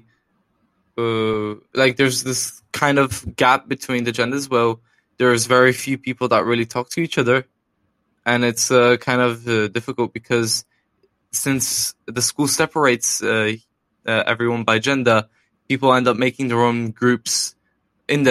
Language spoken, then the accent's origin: English; Warsaw, Masovian Voivodeship, Poland; also born or lived in United Kingdom; I'm from Warsaw, the capital of Poland